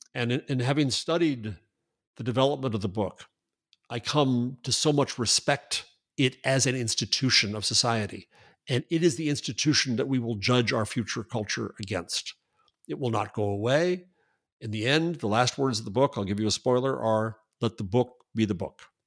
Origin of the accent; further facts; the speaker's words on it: United States; I'm an American.